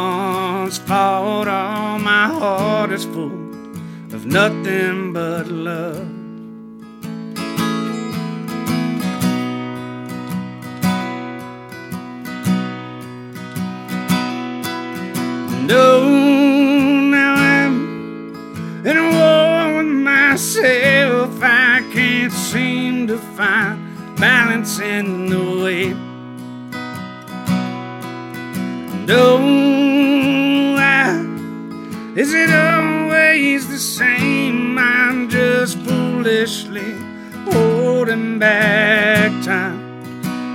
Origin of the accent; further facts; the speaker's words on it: Hattiesburg, Mississippi, United States; I'm from Hattiesburg, Mississippi.